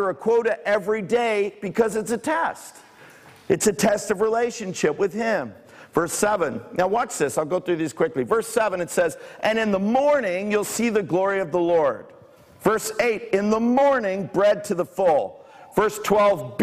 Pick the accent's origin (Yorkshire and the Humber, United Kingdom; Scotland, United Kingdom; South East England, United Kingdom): South East England, United Kingdom; Bournemouth and Guildford; also born or lived in Toronto, Canada / near Southampton; now in Canada; I grew up in Bournemouth and Guildford